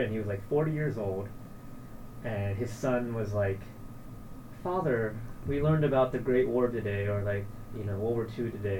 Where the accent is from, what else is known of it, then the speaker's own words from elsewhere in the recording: Atlanta, Georgia, United States; moved away as an adult; now in Taipei, Taiwan; So I am currently in Taiwan. I'm originally from Atlanta, Georgia, but I've been out in Taipei for about 5 years now. I always say that I moved to Taiwan for 6 months, 5 years ago.